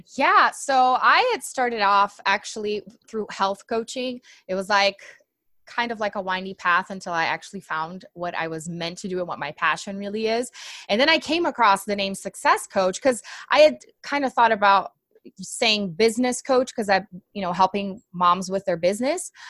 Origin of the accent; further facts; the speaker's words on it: Brazil; English is a second language; moved away; I'm actually from Brazil